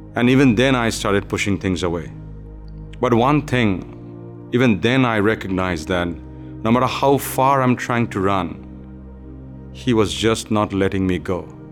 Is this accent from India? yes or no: yes; India; moved away; Being born and raised in India into a mixed belief of Hindu religion and communist belief